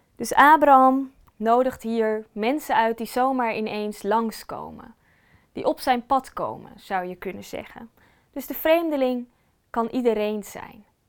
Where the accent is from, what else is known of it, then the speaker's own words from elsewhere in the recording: Netherlands; wij als Nederlanders